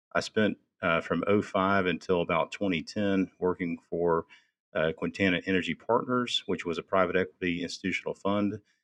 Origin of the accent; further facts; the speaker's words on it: Houston, Texas, United States; I was born and raised in Houston